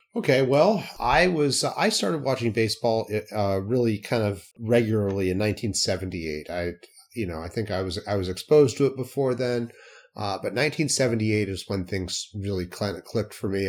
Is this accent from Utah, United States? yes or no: yes; Salt Lake City, Utah, United States; raised in the western half of the United States, I grew up in Salt Lake City.